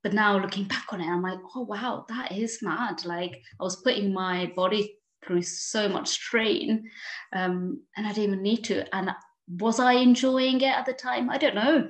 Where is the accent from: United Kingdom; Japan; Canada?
United Kingdom; London; moved away as an adult; also born or lived in Paris, France; now in Lake District, United Kingdom; I was born in Paris and I spent 9 years there. And then we moved to London and that's where I was educated and everything.